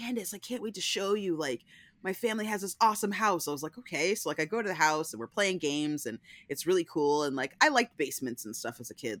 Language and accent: English; Pennsylvania, United States; moved away; I'm from Pennsylvania, so I grew up